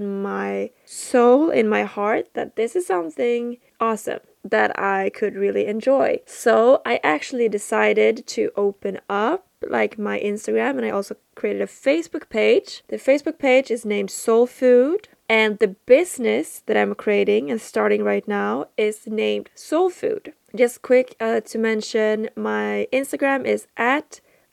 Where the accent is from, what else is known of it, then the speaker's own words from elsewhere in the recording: Sweden; since I'm from Sweden. And I'm 25 years old in my human earth age. Not sure how old I am in my spirit, in my soul. And I live out in the countryside, in Sweden, south of Sweden. And I grew up in the countryside.